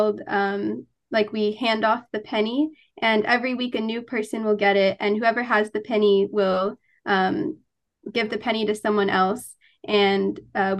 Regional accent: Florida, United States; moved away as an adult; now in Ithaca, United States; I'm from Florida

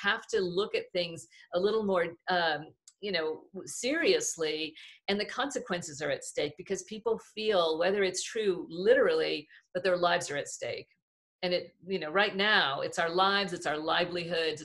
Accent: Southern California, United States; I'm from Southern California

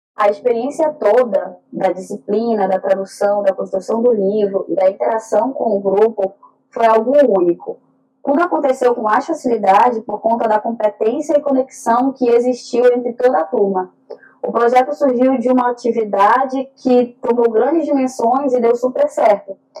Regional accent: North Region, Brazil; Eu e Vácia somos do norte do Brasil

